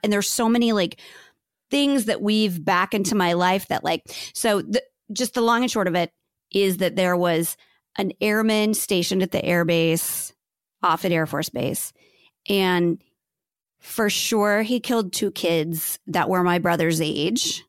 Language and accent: English; Bellevue, Nebraska, United States; So I grew up in Bellevue, Nebraska